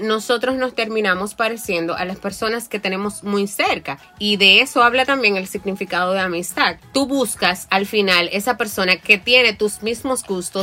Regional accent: Moca, Espaillat, Dominican Republic; moved away as an adult; yo soy de Moca.

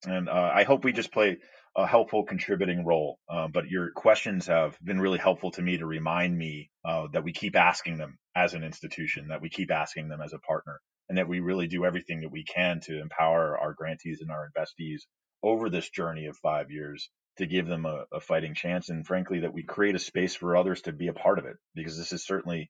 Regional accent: United States; as an American

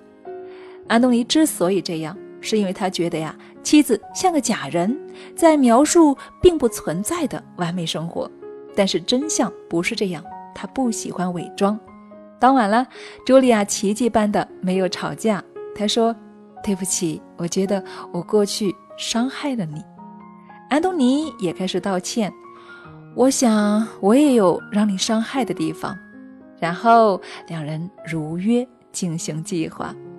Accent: China; 我们中国人呢，一直是羞于谈论这个话题的

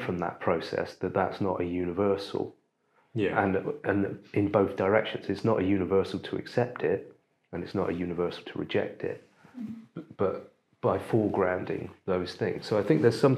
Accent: United Kingdom; as British people

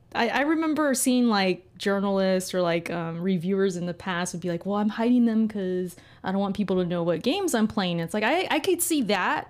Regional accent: California, United States; I've lived in Cali my whole life

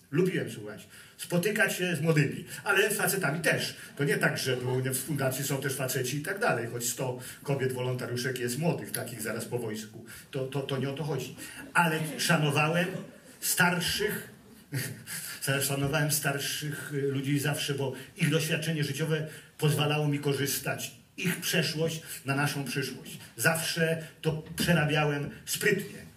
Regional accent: Gdynia, Pomeranian Voivodeship, Poland; moved away as an adult; also born or lived in California; ja jestem prawdziwym Gdynianinem, bo zostałem urodzony w Gdyni na jednej z najstarszych ulic na Abrahama

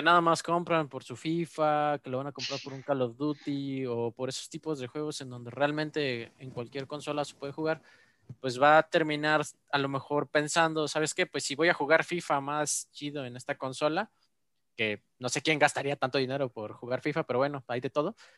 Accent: Mexico; yo como mexicano

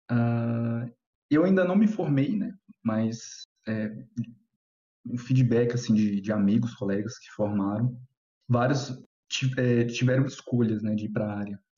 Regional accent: Goiânia, Goiás, Brazil; é, tenho 27 anos, né? E eu sou de Goiânia.

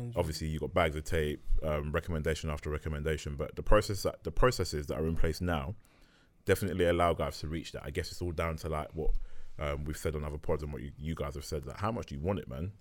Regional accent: London, United Kingdom; I'm from North London, so I used to see Blitz training at Market Road

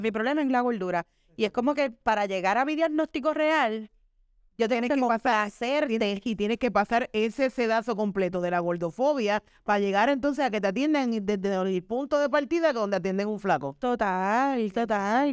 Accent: Caguas, Puerto Rico; also born or lived in Hato Rey, Puerto Rico / San Juan, Puerto Rico; Yo nací en Atorrey y me crié en Caguas, Caguas, Puerto Rico.

